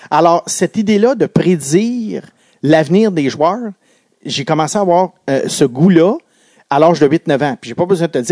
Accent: Quebec, Canada; les Alouettes jouaient pas loin de chez moi à l'Autostade qui a été démoli aujourd'hui et qui est tout près du pont Victoria à la, sortie de l'autoroute Bonaventure

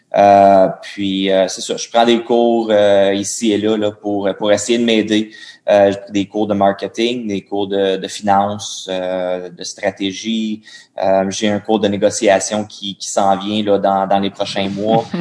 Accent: Gatineau, Quebec, Canada; moved away; also born or lived in Phoenix, Arizona; moi je viens de Gatineau, d'Ottawa, c'est juste au bord de la rivière

